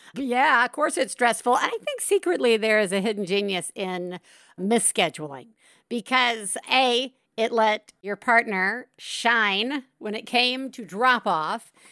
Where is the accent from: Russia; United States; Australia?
United States; Tuscaloosa, Alabama; We grew up in Tuscaloosa, Alabama